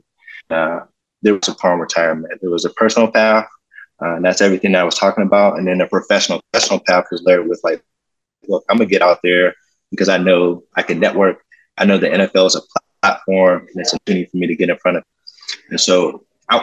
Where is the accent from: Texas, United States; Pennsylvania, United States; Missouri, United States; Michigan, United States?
Pennsylvania, United States; Pittsburgh; born or raised there